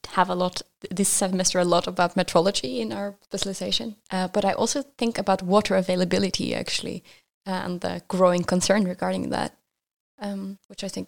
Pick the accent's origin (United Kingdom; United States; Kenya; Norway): Norway; moved away as an adult; now in Vienna, Austria; I'm from Norway.